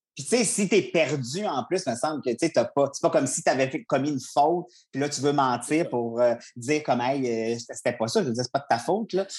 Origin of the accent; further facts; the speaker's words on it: Charlevoix, Quebec, Canada; je viens de Charlevoix